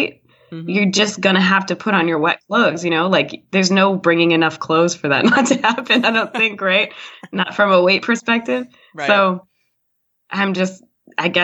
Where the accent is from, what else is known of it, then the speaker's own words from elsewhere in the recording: Massachusetts, United States; I grew up in Massachusetts